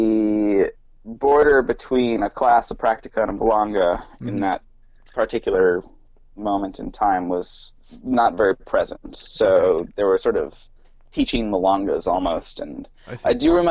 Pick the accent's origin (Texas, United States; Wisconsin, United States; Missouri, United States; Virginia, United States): Wisconsin, United States; La Crosse; moved away as an adult; also born or lived in Madison; now in Washington, D.C., United States; I grew up in Wisconsin in La Crosse